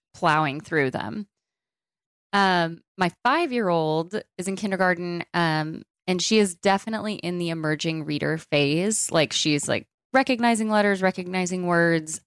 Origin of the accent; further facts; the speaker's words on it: Dallas, Texas, United States; I was born and raised in Dallas, Texas, and I still currently live here